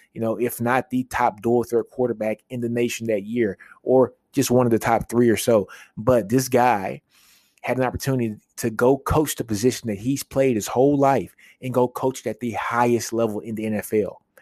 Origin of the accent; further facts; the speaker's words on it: Shreveport, Louisiana, United States; I'm from Shreveport, Louisiana